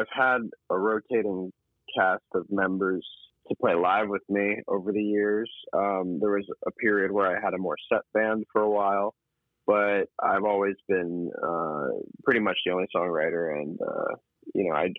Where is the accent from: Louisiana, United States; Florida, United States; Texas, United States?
Florida, United States; Miami; moved away as an adult; now in New York, United States; I'm born and raised in Miami, actually.